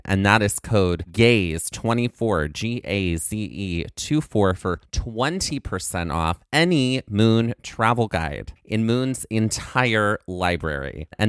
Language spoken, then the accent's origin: English; Mississippi, United States; Well, I grew up in the heat. {S0} There we go. {S1} Down in South Mississippi.